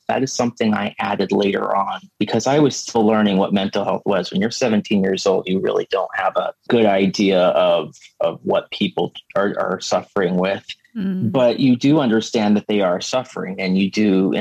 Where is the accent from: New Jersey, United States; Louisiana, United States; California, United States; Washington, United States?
Washington, United States; Seattle; I'm from Seattle, so I live way down the west coast of the United States